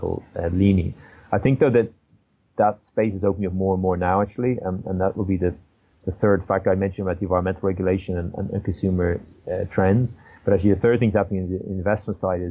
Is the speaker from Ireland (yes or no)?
yes; Ireland; moved away; I'm originally from Ireland